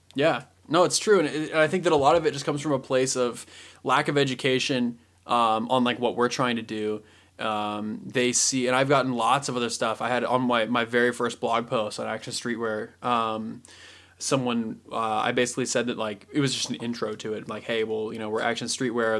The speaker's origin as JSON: {"language": "English", "region": "Indiana", "country": "United States", "tie": "born or raised there", "said": "I was born in Indiana"}